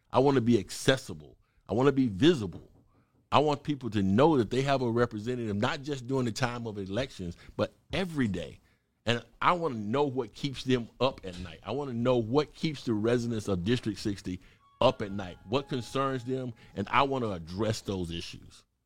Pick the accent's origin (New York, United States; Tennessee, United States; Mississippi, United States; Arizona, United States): Mississippi, United States; moved away as an adult; also born or lived in Chicago / Oregon / California; now in Atlanta, United States; I'm originally from Mississippi, little small country town, cornbread fed boy from Mississippi